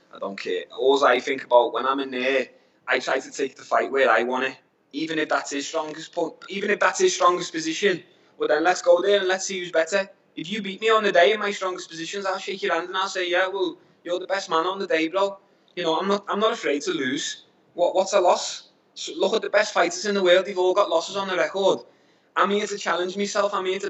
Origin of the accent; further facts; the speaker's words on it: Liverpool, North West England, United Kingdom; now in Asia; I'm from Liverpool